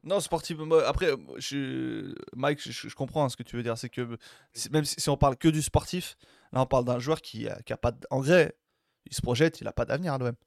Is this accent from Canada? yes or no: no; Algeria; on est algérien.